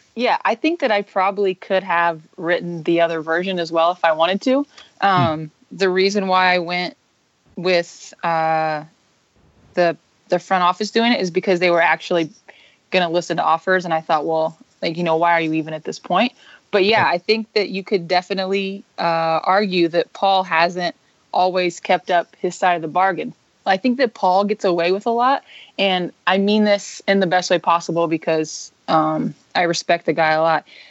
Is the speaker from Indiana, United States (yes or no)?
yes; Indiana, United States; I'm from Indiana. Um, I went to Indiana State.